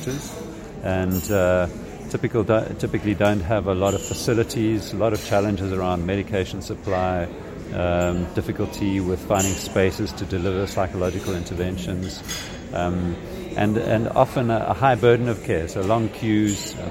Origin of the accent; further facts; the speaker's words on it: South Africa; I'm from South Africa, I live in Cape Town